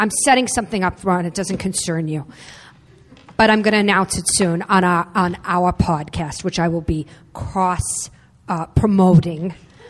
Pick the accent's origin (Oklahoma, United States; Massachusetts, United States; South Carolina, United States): Massachusetts, United States; Boston; I'm from Boston.